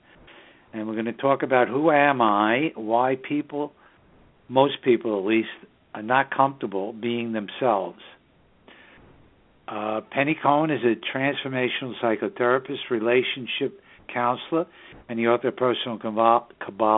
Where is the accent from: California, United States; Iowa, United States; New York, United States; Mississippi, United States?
New York, United States; New York City; now in Southern Hudson Valley, United States; the northern suburbs of New York City, my hometown